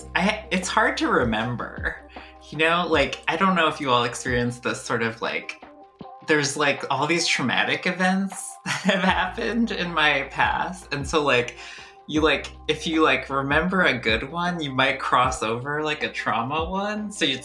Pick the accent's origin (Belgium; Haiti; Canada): Canada; born there; my family had immigrated from India to Canada, and I was born in Canada.